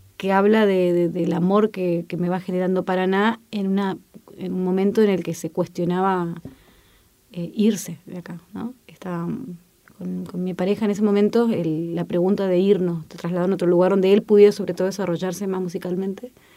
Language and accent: Spanish; Chile; moved away; soy chilena